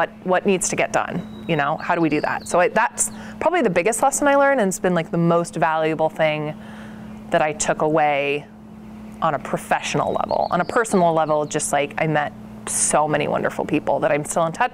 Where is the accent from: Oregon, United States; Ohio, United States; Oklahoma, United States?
Oregon, United States; Portland; I grew up outside of Portland